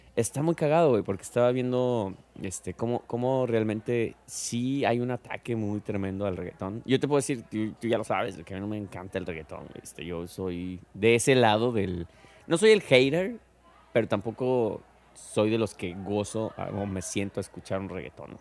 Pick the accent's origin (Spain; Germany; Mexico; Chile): Mexico; como mexicana